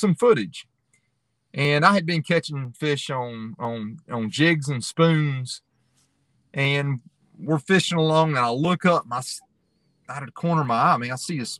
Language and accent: English; Roanoke River, North Carolina, United States; I grew up on the Roanoke. That's where I learned to striper fish